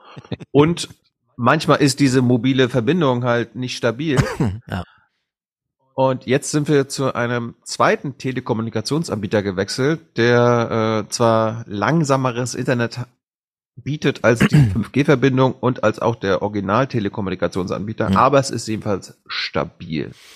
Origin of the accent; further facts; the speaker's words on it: Leuschentin, Mecklenburg-Vorpommern, Germany; now in Berlin, Germany; in meinem Heimatdorf in Leuschentin, wo 150 Leute leben